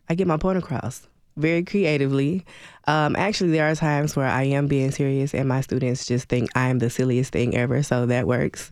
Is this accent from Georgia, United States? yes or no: yes; Atlanta, Georgia, United States; moved away as an adult; also born or lived in Birmingham, Alabama / Clarksville, Tennessee; now in Nashville, United States; I was born in Birmingham, Alabama, raised in Atlanta, Georgia